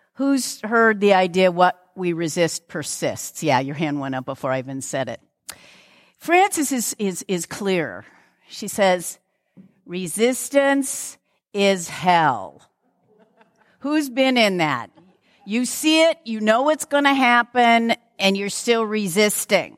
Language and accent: English; Lakewood, Washington, United States; I'm actually from Lakewood